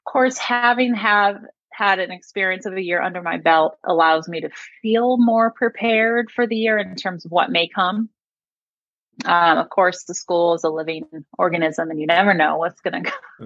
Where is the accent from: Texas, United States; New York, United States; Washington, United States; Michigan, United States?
New York, United States; Buffalo; now in Austin, United States; I grew up in Buffalo.